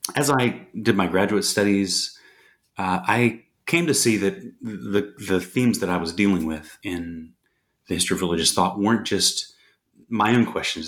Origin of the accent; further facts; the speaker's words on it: United States; I grew up in the States